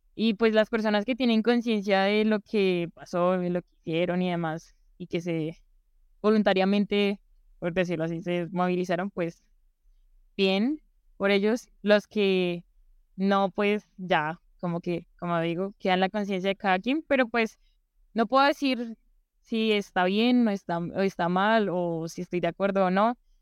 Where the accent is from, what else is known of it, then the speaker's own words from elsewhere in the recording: Bogotá, Colombia; yo nací aquí en Bogotá